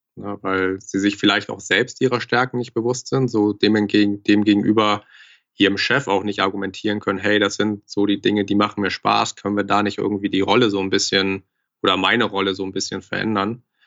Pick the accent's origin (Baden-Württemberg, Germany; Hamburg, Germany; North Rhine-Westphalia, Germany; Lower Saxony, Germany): Hamburg, Germany; moved away as an adult; now in Frankfurt, Germany; ich komme gebürtig aus Hamburg, bin jetzt seit knapp zweieinhalb, drei Jahren in Frankfurt